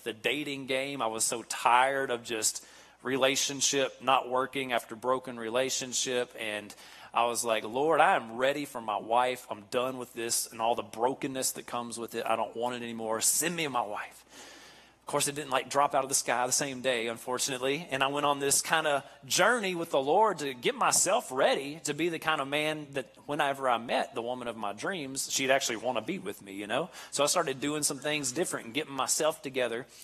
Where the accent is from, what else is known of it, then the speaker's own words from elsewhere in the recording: Kentucky, United States; moved away as an adult; now in Nashville, United States; I'm actually born and raised in Kentucky. You can probably tell from the way I talk, the accent and how slow I speak